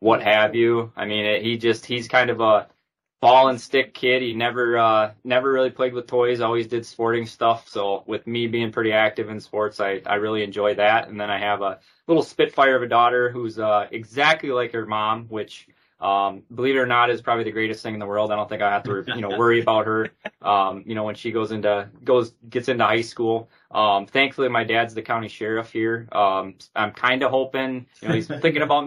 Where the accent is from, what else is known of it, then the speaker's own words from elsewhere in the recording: Rushmore, Minnesota, United States; now in South Dakota, United States; I grew up in a small town called Rushmore, just about 10 miles outside of Worthington, right on I-90